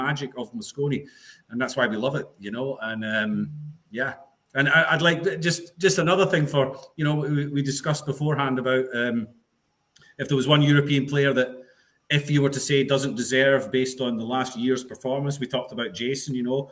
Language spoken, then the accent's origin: English; Scotland, United Kingdom; I'm Scottish